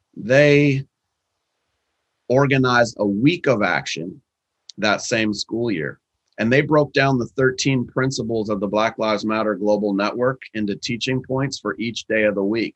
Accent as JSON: {"language": "English", "town": "Seattle", "region": "Washington", "country": "United States", "tie": "born or raised there", "said": "in Seattle in my hometown"}